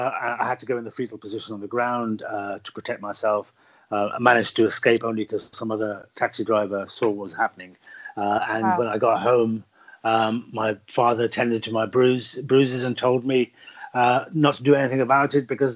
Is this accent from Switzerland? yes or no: no; Birmingham, West Midlands, United Kingdom; Yes, I was born in inner city Birmingham. My family came from the northwest frontier of Pakistan, the very traditional and tribalistic parts of Pakistan, and moved to the very traditional and tribalistic parts of Birmingham.